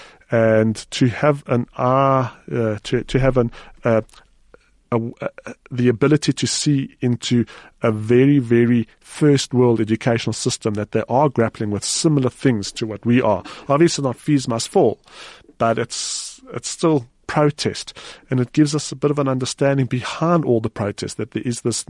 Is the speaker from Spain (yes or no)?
no; South Africa; as a South African reader